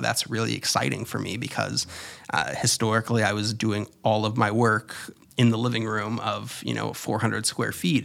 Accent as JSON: {"language": "English", "region": "Florida", "country": "United States", "tie": "born or raised there", "also_born_or_lived": "New York City", "moved": "yes", "said": "I was born in Florida and raised there and then lived in New York."}